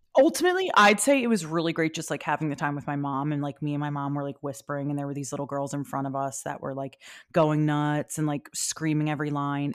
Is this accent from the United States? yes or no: yes; Philadelphia, Pennsylvania, United States; I am from Philadelphia